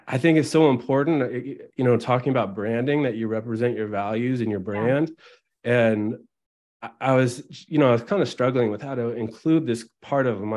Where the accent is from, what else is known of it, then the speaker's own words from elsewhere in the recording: Albany, California, United States; also born or lived in Oakland, California; I grew up in Albany, California, which is right near Berkeley, California, in the San Francisco East Bay near Oakland.